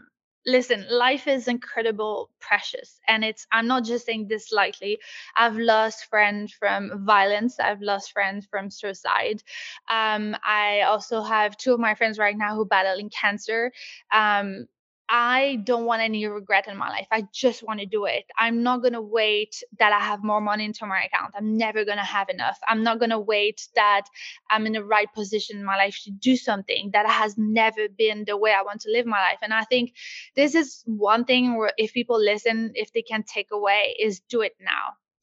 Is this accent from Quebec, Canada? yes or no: yes; Quebec, Canada; also born or lived in Los Angeles / London; now in Paris, France; I moved obviously from Quebec to LA to London, and then I did London to Paris.